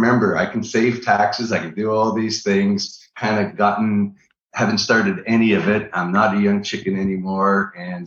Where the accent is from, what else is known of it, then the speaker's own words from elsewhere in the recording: Niagara Falls, Ontario, Canada; moved away; also born or lived in Orlando, Florida; I'm originally from Niagara Falls, Canada